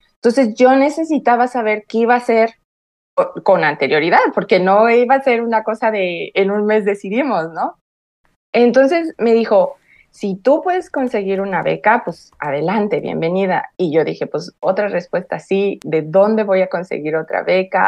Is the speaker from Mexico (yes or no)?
yes; Fortín de las Flores, Veracruz, Mexico; moved away as an adult; also born or lived in Orizaba, Mexico; now in Canada; Yo nací en Orizaba, como bien dices, pero gran parte de mi vida hasta los 24 años, de los 5 a los 24 viví en otra ciudad muy cerca de Orizaba que se llama Fortín de las Flores